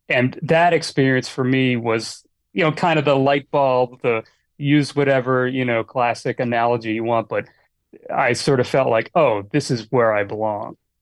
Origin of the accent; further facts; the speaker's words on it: Annapolis, Maryland, United States; moved away as an adult; now in Los Angeles, United States; I grew up in Annapolis, Maryland